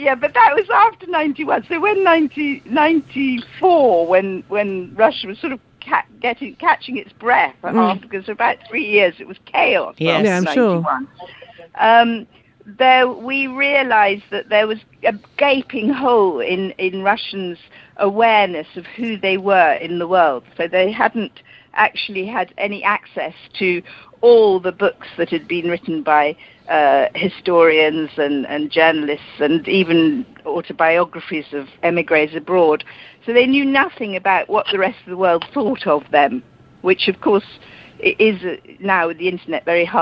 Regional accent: London, United Kingdom; I was born in London because my father emigrated as a child

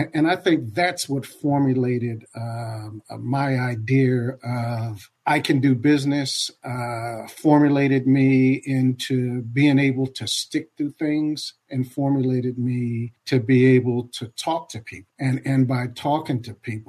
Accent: Compton, California, United States; I grew up mainly in the Los Angeles area. I'm a survivor of Compton

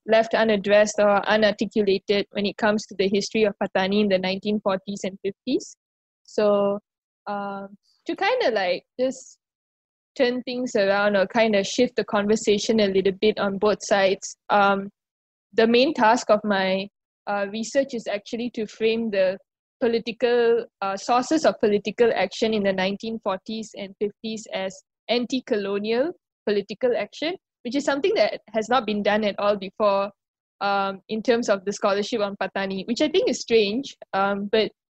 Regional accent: Malaysia; I'm Malaysian

